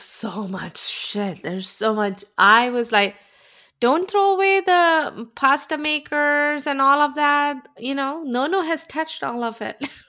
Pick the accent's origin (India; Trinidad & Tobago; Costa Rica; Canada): India; moved away; I grew up in India